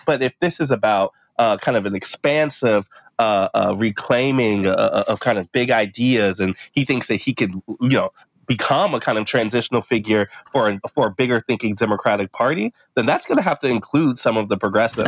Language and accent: English; Midwest, United States; as a Midwesterner